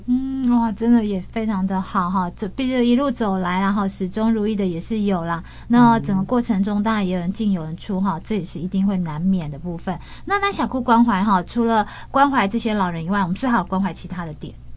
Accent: Changhua County, Taiwan; 我们是在地哈，咱的中华啦，较了解讲哈，红湾其实是很偏远，而且很偏僻，很农村，而且是物资很匮乏的一个乡村

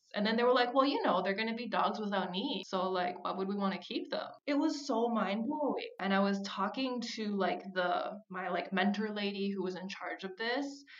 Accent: Minnesota, United States; moved away; I grew up in Minnesota

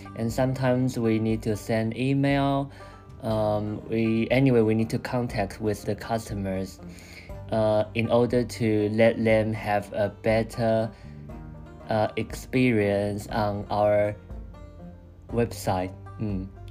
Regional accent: Taiwan; English is a second language; moved away as an adult; also born or lived in Chiba, Japan; now in Tokyo, Japan; I also returned to Taiwan for like a month, and then I came back to Japan

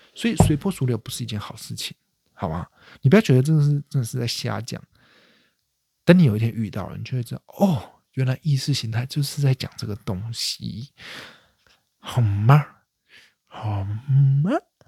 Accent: Taiwan; 身为台湾人

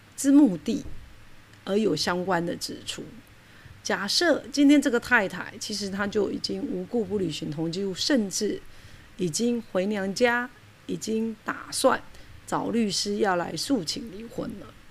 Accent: Taiwan; 因为我们台湾人

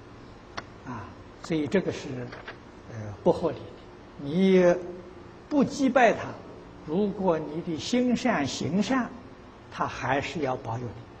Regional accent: China; 啊，我们中国人讲福德正神，那他那他是邪神。

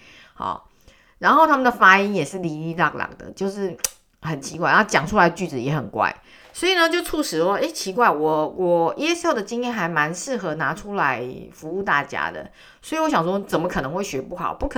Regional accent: Western Canada, Canada; 但是我那时候我是生长生在呃生长在呃西部。

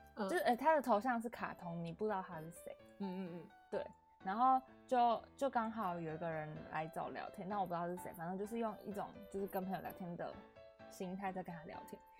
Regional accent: Yunlin County, Taiwan; 我是云林人嘛

